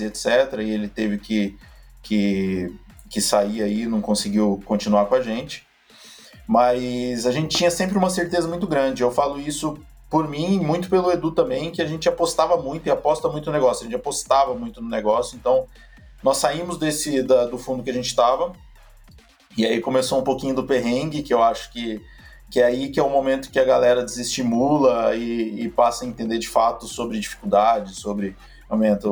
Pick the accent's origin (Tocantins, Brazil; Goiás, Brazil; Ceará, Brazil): Tocantins, Brazil; Palmas; moved away as an adult; now in São Paulo, Brazil; Eu sou de Palmas, Tocantins